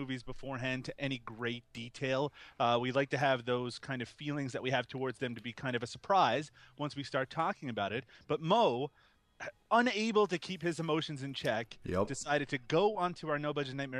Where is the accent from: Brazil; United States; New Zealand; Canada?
Canada; because I'm Canadian, my pronunciation is a little off sometimes